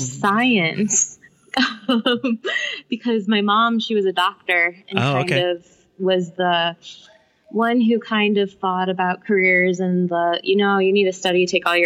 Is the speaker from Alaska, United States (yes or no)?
no; Munster, Indiana, United States; also born or lived in Illinois suburbs of Chicago; I grew up in Munster, Indiana. I spent, for those of you who don't know where that is, it's a Chicago suburb